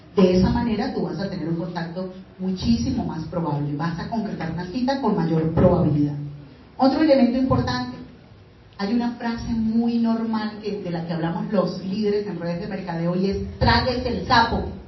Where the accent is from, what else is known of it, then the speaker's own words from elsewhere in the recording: Venezuela; moved away; soy venezolana